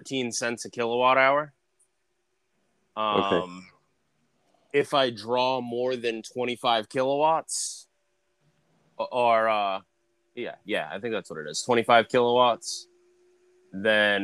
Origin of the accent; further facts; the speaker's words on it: Massachusetts, United States; I was born and raised in Massachusetts